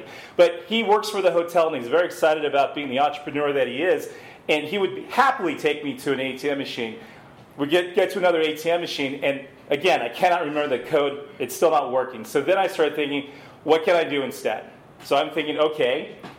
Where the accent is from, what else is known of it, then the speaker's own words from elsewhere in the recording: Wisconsin, United States; I'm from the United States. You've heard of Wisconsin?